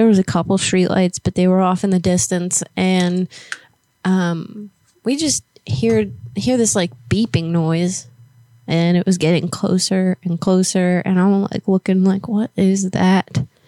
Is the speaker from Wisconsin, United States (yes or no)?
no; Florida, United States; moved away; I'm from Florida